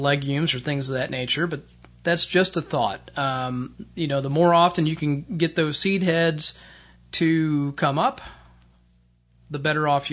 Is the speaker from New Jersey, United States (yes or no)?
no; Indiana, United States; my home state of Indiana